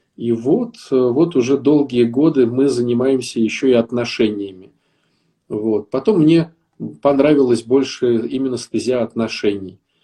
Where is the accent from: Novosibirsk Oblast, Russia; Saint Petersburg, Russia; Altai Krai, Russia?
Saint Petersburg, Russia; я э, из Питера